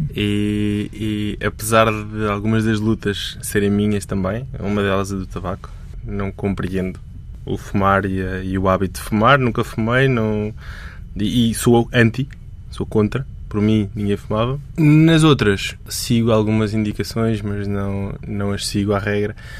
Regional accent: Portalegre, Alentejo, Portugal; Nasci e cresci em Porto Alegre, que é uma cidade muito pequenina

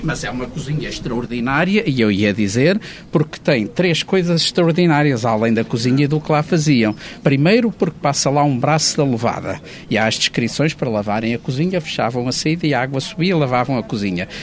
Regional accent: Alcobaça, Leiria District, Portugal; Alcobaça quando eu nasci era no Mosteiro de Alcobaça

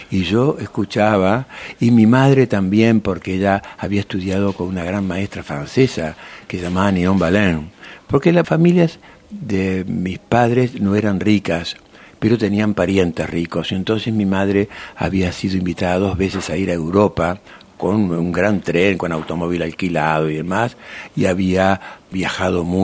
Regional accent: Montevideo, Uruguay; born there; nacido em Uruguai em Montevideo, e minha madre era nacida na Argentina, en Buenos Aires. Entonces yo soy rioplatense

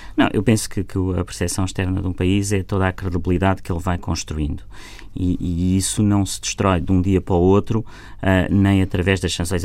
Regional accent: Portugal; eu, como português

